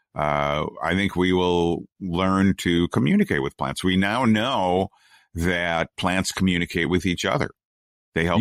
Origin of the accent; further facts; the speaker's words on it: United States; we're an American, we're Americans